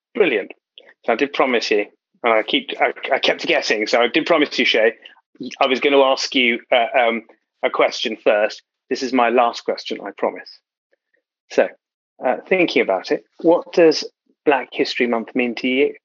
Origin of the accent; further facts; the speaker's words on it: London, United Kingdom; I'm a proud South Londoner